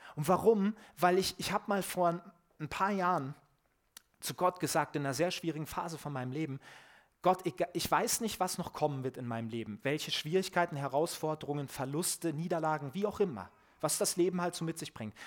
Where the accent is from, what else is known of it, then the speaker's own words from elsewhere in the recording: Germany; ich als Deutscher